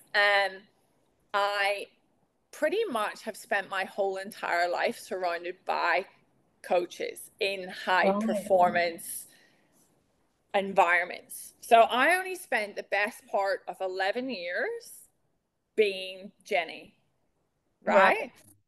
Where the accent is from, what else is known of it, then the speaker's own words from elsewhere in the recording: Northern Ireland, United Kingdom; moved away; also born or lived in United States; I'm from outside Belfast, but I'll say right. Belfast.